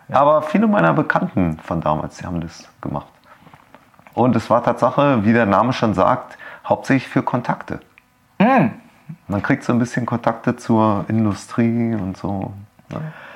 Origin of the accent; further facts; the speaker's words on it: Berlin, Germany; ich bin tatsächlich aufgewachsen in Steglitz